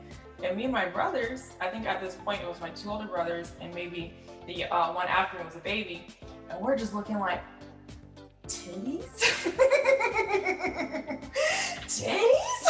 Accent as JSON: {"language": "English", "area": "Polk County", "region": "Florida", "country": "United States", "said": "going from Polk County, Florida, the 863."}